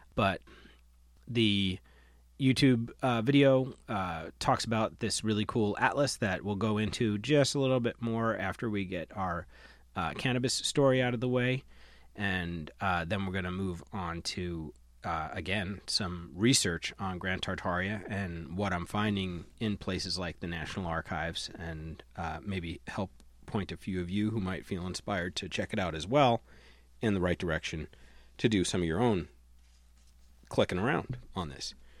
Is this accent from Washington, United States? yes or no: no; Long Island, New York, United States; I grew up with on Long Island, New York